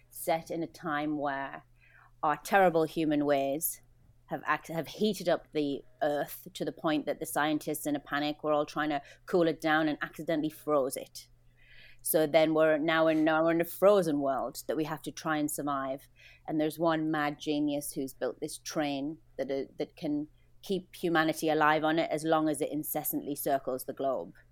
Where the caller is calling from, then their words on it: Vancouver, British Columbia, Canada; I am in Vancouver on the 47th floor of an apartment in quarantine, day seven.